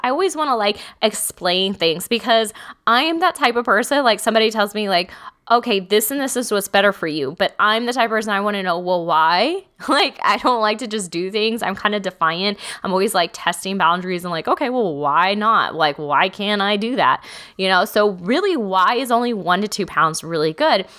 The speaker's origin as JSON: {"language": "English", "region": "Texas", "country": "United States", "said": "I'm from Texas."}